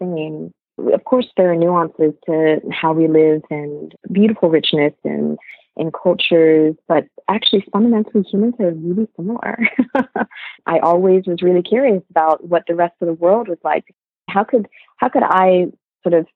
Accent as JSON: {"language": "English", "country": "United States", "tie": "born or raised there", "also_born_or_lived": "Vietnam", "said": "So I came to the U.S. To a small dairy farming village back when I was like 2 years old"}